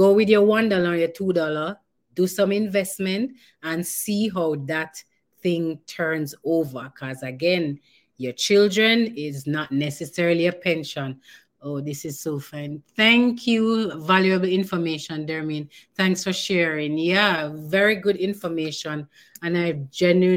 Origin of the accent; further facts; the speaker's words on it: Jamaica; I'm Jamaican